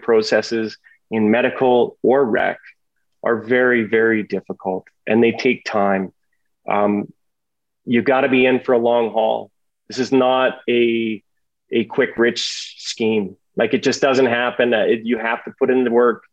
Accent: Canada

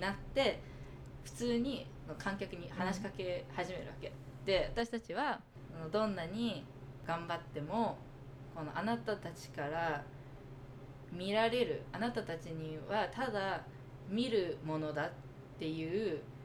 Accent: United States; 私もアメリカで育って

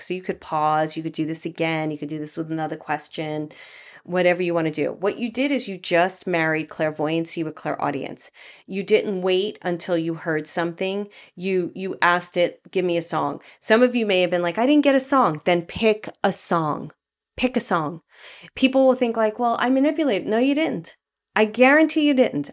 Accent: New York City, New York, United States; also born or lived in Los Angeles, United States; now in Marin County area, United States; I went to a very elite Catholic grammar school where, um, it was two city blocks, which is huge in Brooklyn

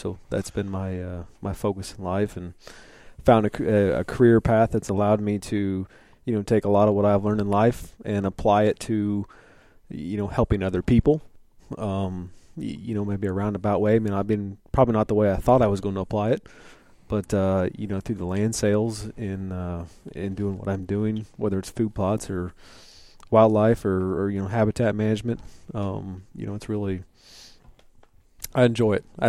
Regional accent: United States; I was born and raised right here in Hancock County. You know, grew up, kind of knew somewhat who some of you guys were.

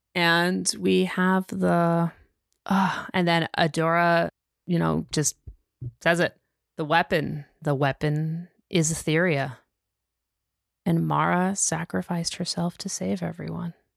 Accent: United States; I'm an American

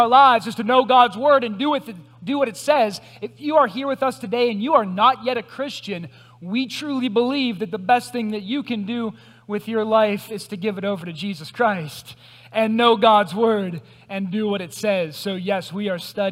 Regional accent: Greensburg, United States; I'm from Greensburg. This is my hometown

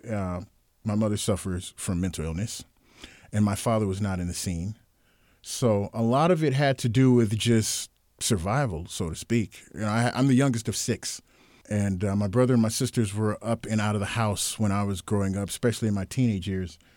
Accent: Los Angeles, California, United States; also born or lived in Seattle; Mind you, I'm from Los, Los Angeles, uh, even though I grew up here as a kid in Seattle, but I've gone back and forth and never exposed to anything like that.

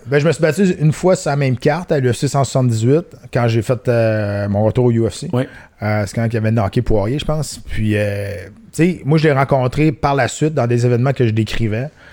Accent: Canada; chez nous au Canada.

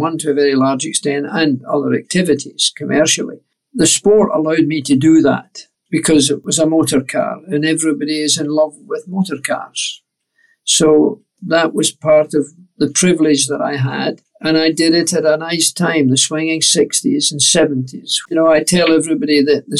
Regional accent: Scot, Scotland, United Kingdom; as a Scot

